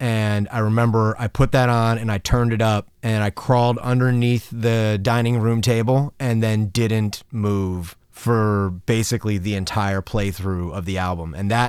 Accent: Downers Grove, Illinois, United States; also born or lived in Quincy, Illinois; I grew up in the suburbs of Chicago. I was born in Quincy, Illinois, actually. So downstate, kind of near St. Louis. Really small town.

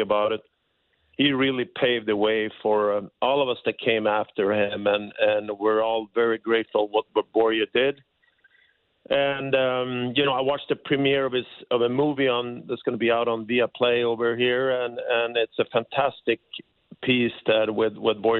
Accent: Sweden; born or raised there; moved away as an adult

